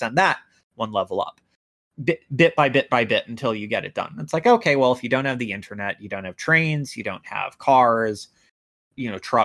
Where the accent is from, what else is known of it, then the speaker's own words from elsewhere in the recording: United States; as an American